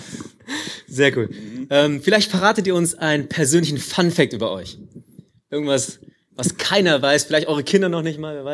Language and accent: German; Hanover, Lower Saxony, Germany; Ich bin Hannoveraner